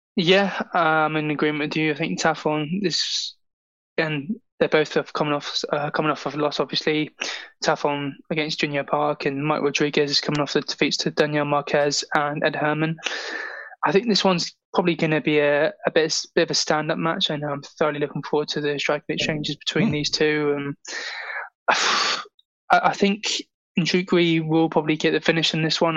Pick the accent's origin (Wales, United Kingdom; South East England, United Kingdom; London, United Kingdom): South East England, United Kingdom; Gosport; I'm still in my hometown